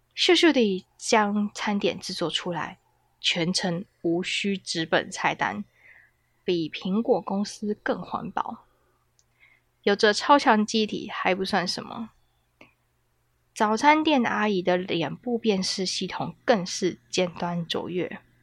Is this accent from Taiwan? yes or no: yes; Taiwan; 可是我们台湾人的传统的食物就是饭、米饭。